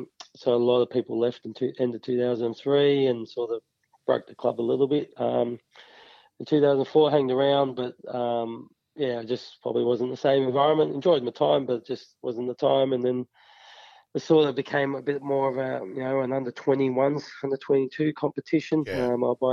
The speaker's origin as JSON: {"language": "English", "town": "Epping", "region": "Victoria", "country": "Australia", "tie": "born or raised there", "also_born_or_lived": "Melbourne", "said": "I was born and bred in Epping. Epping's northern suburbs of Melbourne."}